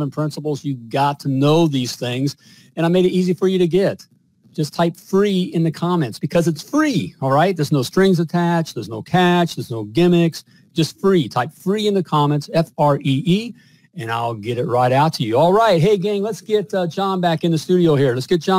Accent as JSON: {"language": "English", "country": "United States", "said": "I'm an American"}